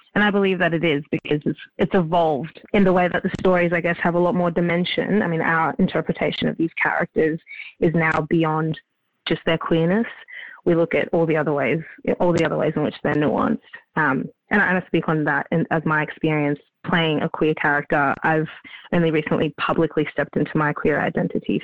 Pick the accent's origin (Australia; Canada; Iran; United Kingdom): Australia; Melbourne, Victoria; Melbourne's my hometown